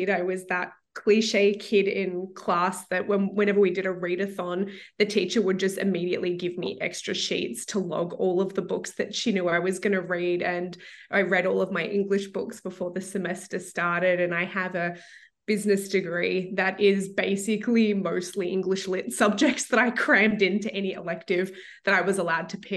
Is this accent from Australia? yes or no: yes; Melbourne, Victoria, Australia; moved away as an adult; now in Toronto, Canada; I was born and raised in Melbourne, Australia, which you can probably tell from the accent, but I've been living in Toronto for the last, well, I think we're at nine years now.